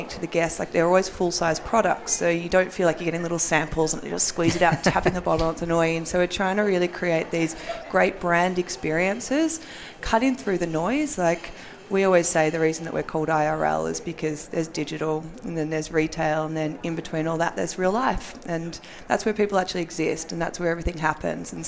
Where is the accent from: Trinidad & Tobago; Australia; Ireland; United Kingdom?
Australia; accent: Australian; moved away as an adult; now in United States; I'm Australian. And so we were doing this in Australia for a year before we moved over here